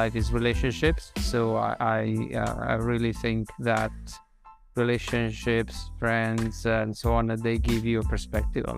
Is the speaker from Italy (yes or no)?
yes; Umbria, Italy; moved away as an adult; also born or lived in Rome, Italy / Netherlands; now in London, United Kingdom; My curiosity has brought me from my hometown and in the gentle hills of Umbria to then Roma to do my university